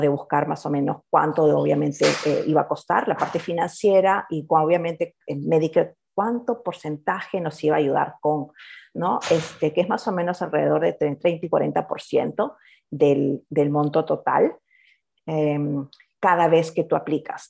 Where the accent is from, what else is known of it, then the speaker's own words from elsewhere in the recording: Lima, Peru; moved away as an adult; now in Australia; por el acento ya deben de estar adivinando, soy de Perú, ah, de la capital, y nos mudamos acá a Australia en el 2006